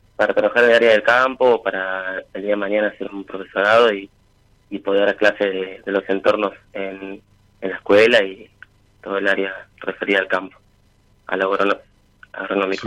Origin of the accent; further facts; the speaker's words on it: San Carlos de Bolívar, Buenos Aires Province, Argentina; De Bolívar, de San Carlos de Bolívar.